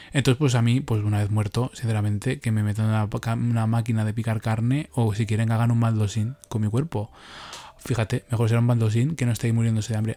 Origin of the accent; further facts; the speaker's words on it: Leganés, Community of Madrid, Spain; yo fui también aquí a las fiestas de Leganés, y que es que es mi pueblo.